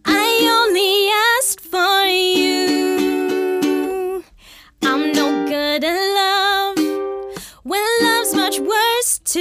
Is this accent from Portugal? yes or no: no; Calgary, Alberta, Canada; moved away as an adult; also born or lived in Winnipeg, Canada; now in Vancouver, Canada; my parents like moved from Winnipeg to Calgary